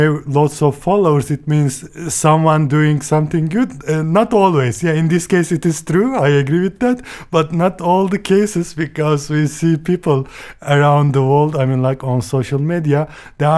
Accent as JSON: {"language": "English", "country": "Turkey", "second_language": "English", "said": "from Turkey"}